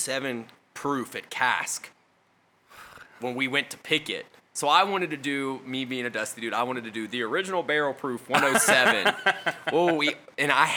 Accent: Kentucky, United States; I'm from Kentucky

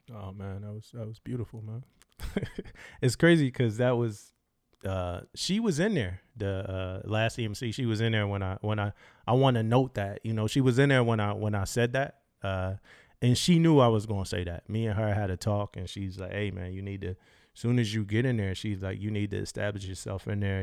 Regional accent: Philadelphia, Pennsylvania, United States; moved away; I'm from Philadelphia, Pennsylvania, so I'm from up north, northeast. uh, grew up with those influences

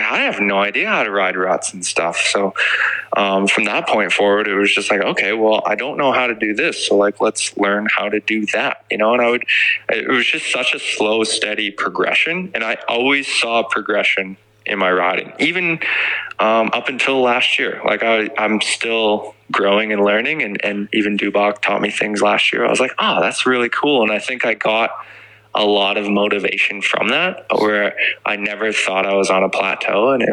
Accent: Swift Current, Saskatchewan, Canada; growing up in Swift Current, Saskatchewan

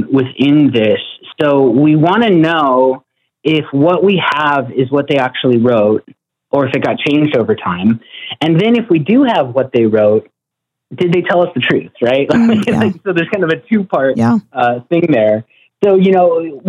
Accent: Northern Arizona, United States; I'm from Northern Arizona, which was founded by Mormons

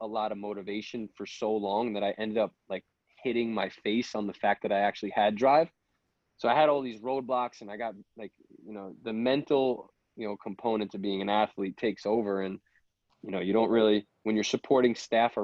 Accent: Long Island, New York, United States; I'm from Long Island. You know, I played football at Babylon

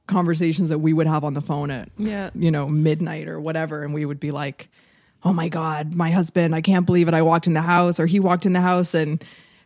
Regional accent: Jamaica; I'm Jamaican

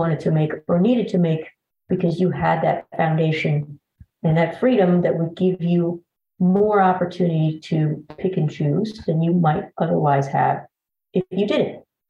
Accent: Vietnam; now in United States; We came from Vietnam at the very tail end of the war.

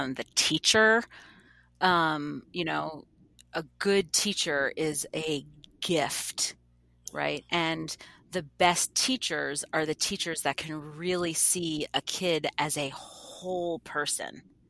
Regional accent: New York, United States; now in Boston, United States; I'm from New York, right? I live in Boston

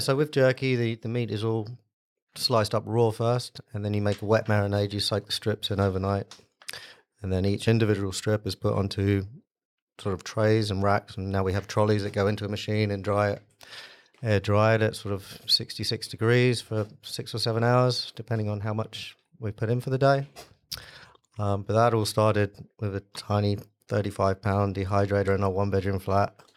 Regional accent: United States; moved away; I grew up in the States

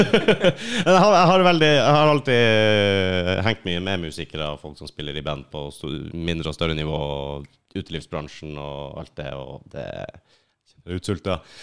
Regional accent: Lakselv, Finnmark, Norway; moved away; Helt oppi Finnmark

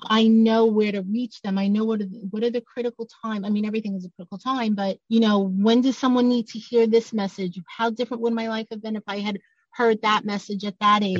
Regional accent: New York City, New York, United States; I'm from Brooklyn

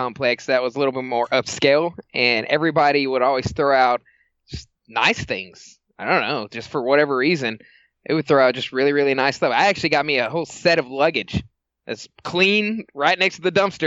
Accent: Dallas, Texas, United States; I'm out of Dallas.

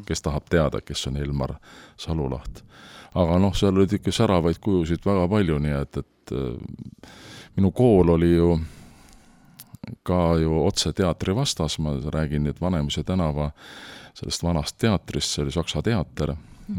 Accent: Tartu, Tartu County, Estonia; ma olen sündinud Tartus

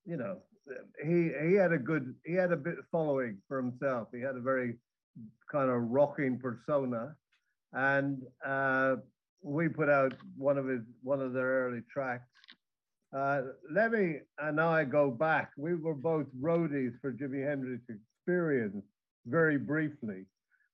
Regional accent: Dublin, Leinster, Ireland; I come from Dublin, and the … are, you know, my people

